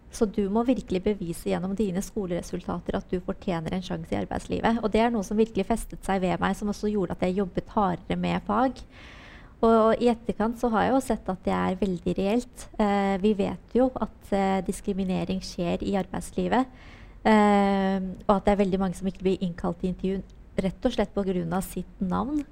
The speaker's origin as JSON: {"language": "Norwegian", "region": "Oslo", "country": "Norway", "tie": "born or raised there", "said": "oppveksten min på Holmen var eh, fantastisk"}